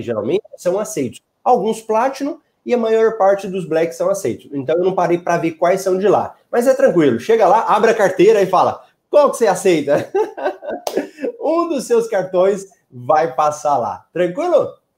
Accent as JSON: {"language": "Portuguese", "town": "Cuiabá", "region": "Mato Grosso", "country": "Brazil", "said": "da minha cidade"}